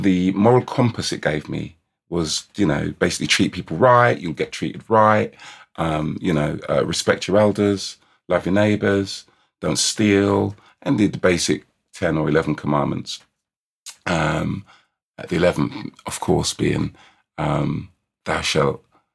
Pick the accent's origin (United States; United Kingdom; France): United Kingdom; London; I was born in St. Mary's Hospital, West London, on the 4th of July